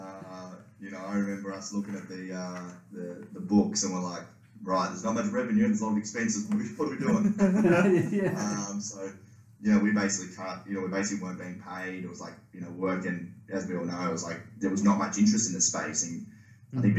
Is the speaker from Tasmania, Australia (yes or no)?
yes; Tasmania, Australia; I'm from Tasmania originally, currently down here